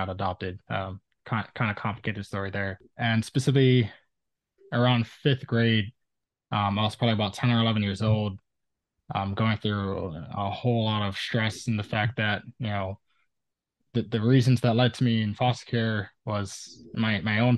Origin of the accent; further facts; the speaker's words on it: Oahu, Hawaii, United States; I was born and raised on Oahu, a small island in Hawaii in the Pacific Ocean.